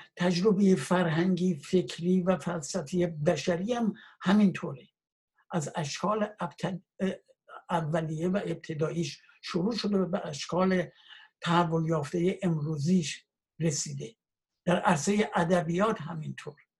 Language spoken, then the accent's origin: Persian; Iran; moved away as an adult; من کشورم رو وطنم رو به دلیل شرایط ناامنی که وجود داشت